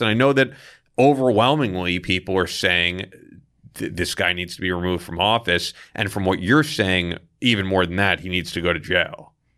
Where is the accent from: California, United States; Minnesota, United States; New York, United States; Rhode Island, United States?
New York, United States; Manhasset; also born or lived in Port Washington, New York; I grew up in Manhasset, and then I lived in Port Washington